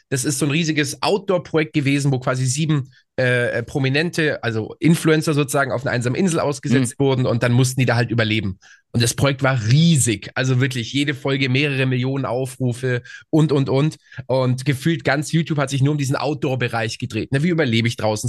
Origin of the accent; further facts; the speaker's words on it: small town near Augsburg, Bavaria, Germany; ich komme aus München, das ist eine Kleinstadt